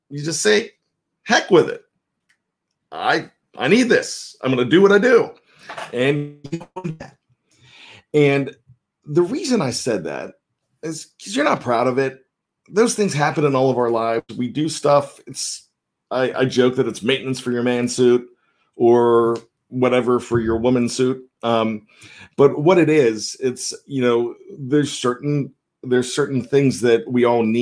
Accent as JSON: {"language": "English", "town": "Johnstown", "region": "Pennsylvania", "country": "United States", "tie": "born or raised there", "said": "a young lad growing up in Johnstown, Pennsylvania."}